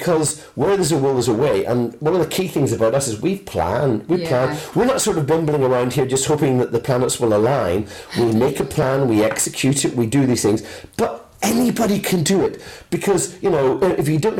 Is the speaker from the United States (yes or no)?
no; United Kingdom; moved away as an adult; now in France; We're British. Being British